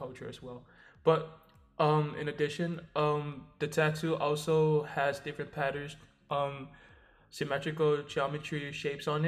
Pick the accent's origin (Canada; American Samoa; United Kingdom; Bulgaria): American Samoa; I'm from American Samoa